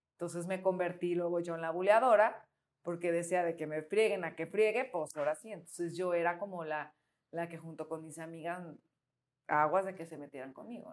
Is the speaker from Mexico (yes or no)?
yes; Colima, Mexico; now in Guadalajara, Mexico; yo vivía en Colima, nací aquí en Guadalajara, pero mi papá trabajaba en Colima y se fueron mis papás recién casados allá, ¿no? Y pues mi infancia fue en Colima.